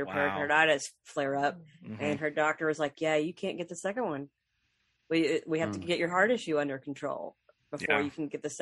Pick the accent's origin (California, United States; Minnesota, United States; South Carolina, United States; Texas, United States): Texas, United States; I'm from Texas. Yeah, I'm from Texas